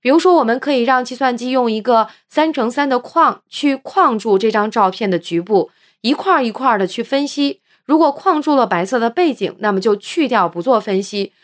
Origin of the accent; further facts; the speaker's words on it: China; 我们中国人